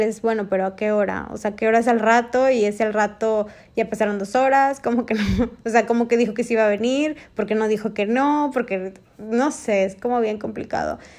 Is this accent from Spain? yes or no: no; Mexico; en México nosotros, los mexicanos, y me incluyo